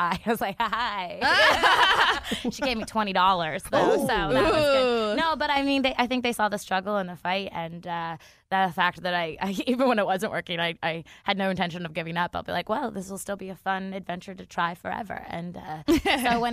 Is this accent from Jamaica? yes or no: no; Canada; moved away as an adult; also born or lived in Vancouver, Canada; now in Los Angeles, United States; growing up in Canada where you have those four seasons